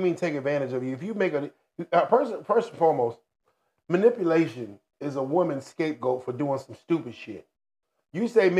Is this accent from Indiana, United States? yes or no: no; Hinesville, Georgia, United States; I'm from Hinesville, Georgia.